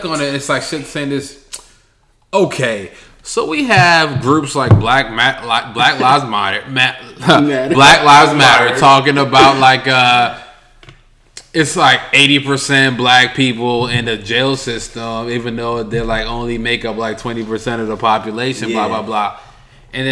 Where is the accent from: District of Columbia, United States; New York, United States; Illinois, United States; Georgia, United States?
New York, United States; I'm from New York